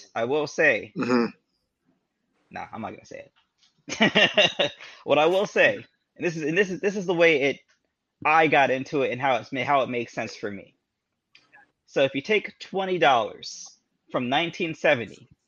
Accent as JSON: {"language": "English", "area": "Broward County", "region": "Florida", "country": "United States", "tie": "born or raised there", "said": "I grew up in Broward County."}